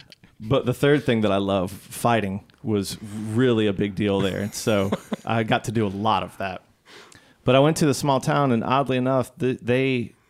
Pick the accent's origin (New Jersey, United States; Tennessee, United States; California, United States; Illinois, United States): Illinois, United States; Chicago; Well, as I've mentioned before, I grew up in Chicago.